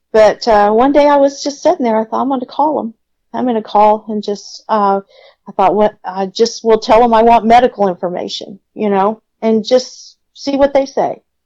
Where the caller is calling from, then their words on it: Austin, Texas, United States; I'm calling from Austin, Texas